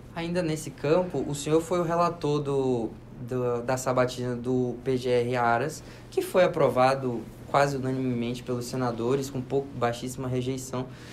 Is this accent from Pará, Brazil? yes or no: yes; Pará, Brazil; eu sou do Pará